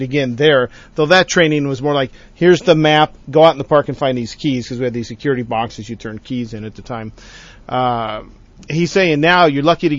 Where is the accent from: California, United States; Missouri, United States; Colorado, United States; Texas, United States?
California, United States; Anaheim; I went to school in Anaheim, actually across the street from Disneyland